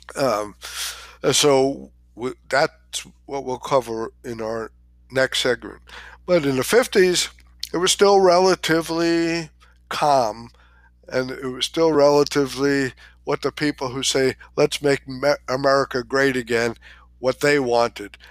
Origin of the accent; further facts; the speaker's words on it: New York, United States; I was born in New York, in Queens, in Long Island Jewish Hospital.